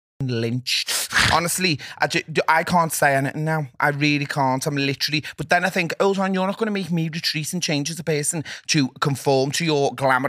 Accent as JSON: {"language": "English", "town": "Liverpool", "region": "North West England", "country": "United Kingdom", "said": "I do think that, and I will stand by that, and I am a Scouser, and that's what I think."}